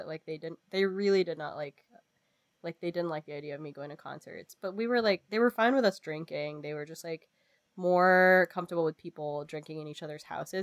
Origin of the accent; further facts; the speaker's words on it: Philippines; moved away; I grew up in the Philippines